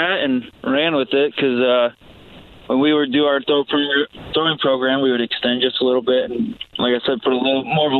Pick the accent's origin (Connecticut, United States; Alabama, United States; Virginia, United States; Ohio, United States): Ohio, United States; Toledo; growing up in Toledo area